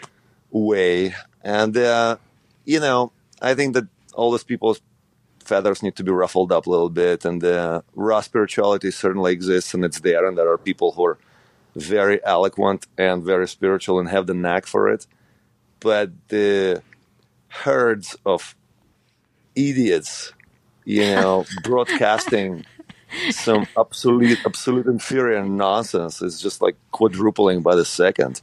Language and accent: English; Ukraine; moved away; growing up in Ukraine